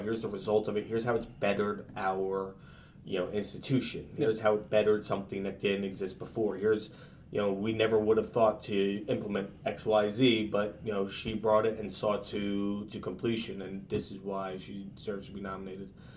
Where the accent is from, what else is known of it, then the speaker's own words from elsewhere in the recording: Easton, Pennsylvania, United States; also born or lived in Portland, Connecticut / Carmel, New York / Plattsburgh, New York; now in New York City, United States; I'm from originally from Easton, Pennsylvania, eastern part of Pennsylvania called Easton